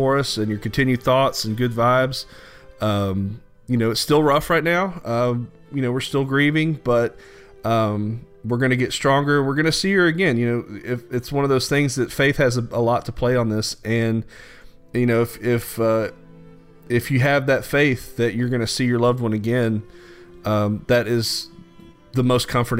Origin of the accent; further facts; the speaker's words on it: Louisiana, United States; growing up in Louisiana